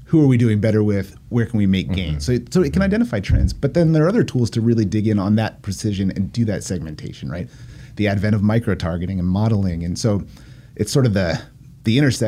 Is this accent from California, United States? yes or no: yes; Poway, California, United States; also born or lived in Encinitas; when I was a little kid, we moved to Poway because that's where the schools were good when I was growing up